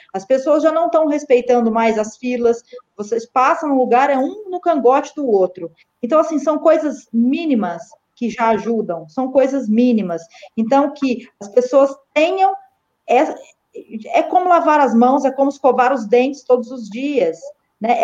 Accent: Guaxupé, Minas Gerais, Brazil; o município onde eu nasci, fui criada

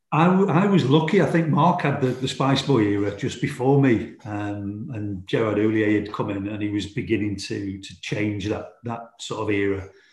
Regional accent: Stoke-on-Trent, West Midlands, United Kingdom; Port Vale is my hometown club

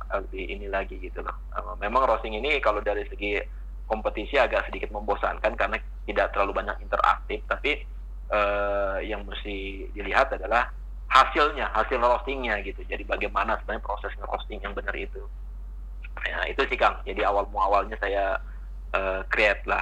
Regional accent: West Java, Indonesia; now in Saudi Arabia; tetap makanan kita orang Sunda, orang Indonesia lebih jauh lebih lebih enak lah, lebih nyaman dibandingin di Saudi lah.

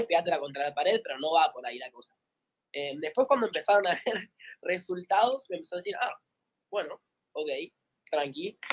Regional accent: Tigre, Buenos Aires Province, Argentina; soy de acá de Tigre, de Buenos Aires

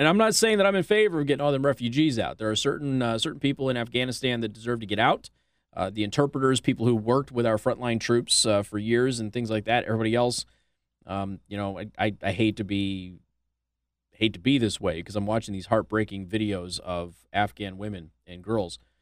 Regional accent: Las Vegas, Nevada, United States; now in Indiana, United States; my friends in my hometown in Las Vegas

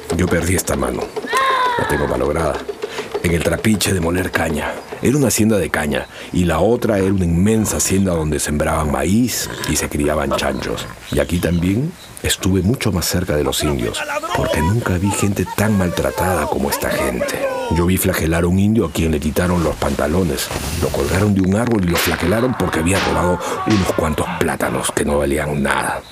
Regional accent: Andahuaylas, Apurímac, Peru; first language Quechua; Spanish is a second language; Yo soy un peruano que orgullosamente, como un demonio feliz, habla en cristiano y en indio, en español y en quechua.

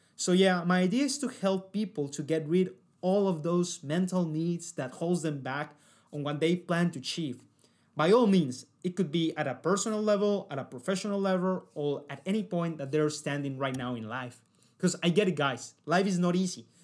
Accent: Cali, Valle del Cauca, Colombia; moved away as an adult; now in Sydney, Australia; I decided to go out of my hometown

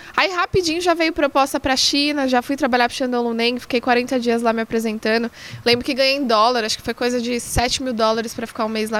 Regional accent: São Paulo, Brazil; numa escolinha que tinha ali na Avenida de Canduva, na zona leste de São Paulo, onde eu cresci

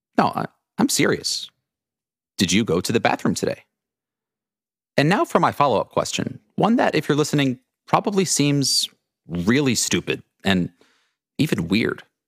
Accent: United States; moved away as an adult; also born or lived in Dubai; I grew up in New York City in a very small suburb of Boston

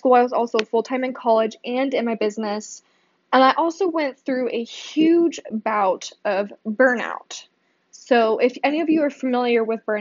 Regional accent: Boise, Idaho, United States; I was born and raised here in Boise

